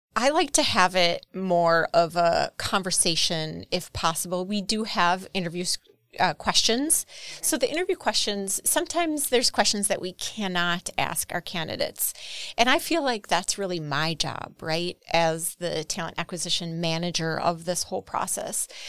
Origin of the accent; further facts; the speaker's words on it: Horicon, Wisconsin, United States; I'm from Horicon.